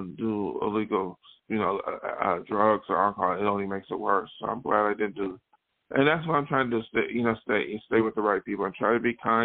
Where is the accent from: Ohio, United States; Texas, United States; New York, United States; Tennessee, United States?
New York, United States; Western; now in Los Angeles, United States; when I grew up in Western New York